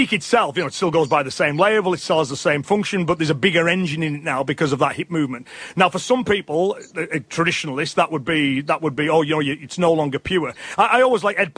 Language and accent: English; England, United Kingdom; me as an Englishman